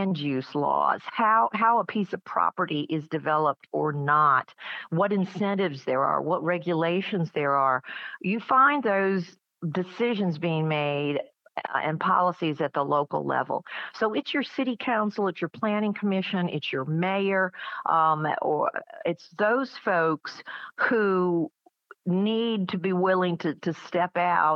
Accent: Atlanta, Georgia, United States; I was growing up in Atlanta in the 60s

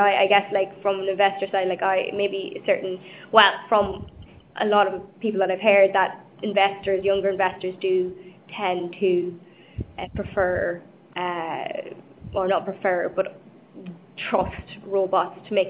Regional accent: Ireland; now in London, United Kingdom; I'm Irish

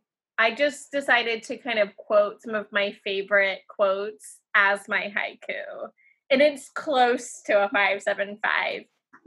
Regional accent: Maryland, United States; accent: Maryland; Maybe my Maryland accent is coming out.

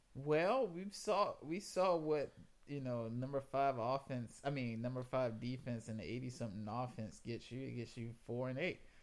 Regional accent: South Carolina, United States; moved away as an adult; I I'm from South Carolina

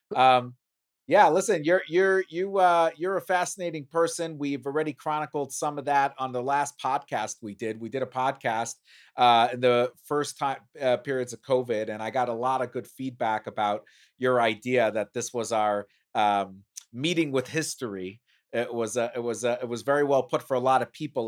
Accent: New York City, New York, United States; growing up in Brooklyn

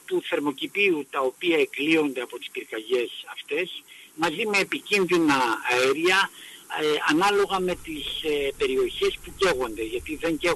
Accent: Greece

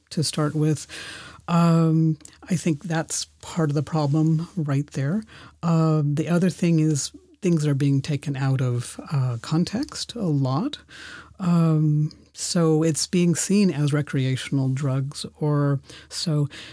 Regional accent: San Francisco, California, United States; also born or lived in Germany / Oklahoma; now in Berlin, Germany; I was born in Germany, where, where I'm, uh, recording from, uh, today, and, um, went to school in San Francisco, spent, uh, summers in Oklahoma with my grandparents

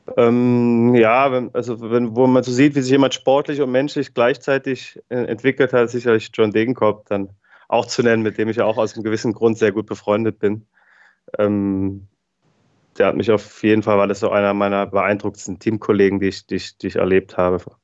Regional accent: Gerolstein, Rhineland-Palatinate, Germany; weil ich ja als gebürtiger Gerolsteiner viel im Regen trainiert habe als Jugendlicher

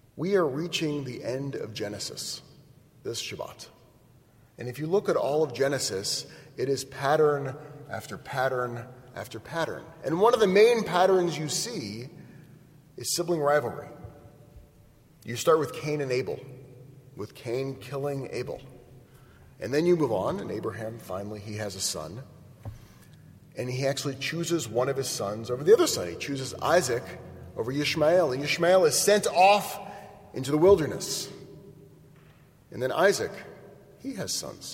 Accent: Portola Valley, California, United States; I grew up in Portola Valley

